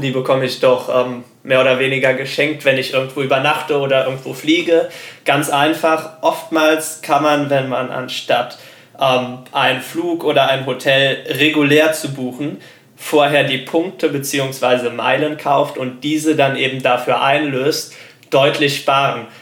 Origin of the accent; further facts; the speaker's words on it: Germany; Als Deutscher